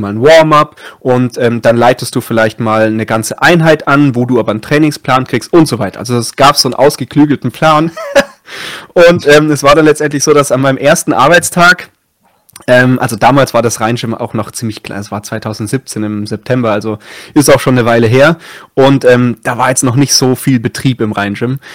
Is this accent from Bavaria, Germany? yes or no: yes; Munich, Erding district, Bavaria, Germany; moved away as an adult; also born or lived in Passau; ich komme ursprünglich aus München, also in München geboren, habe dann vor allem so im Erdinger Landkreis gewohnt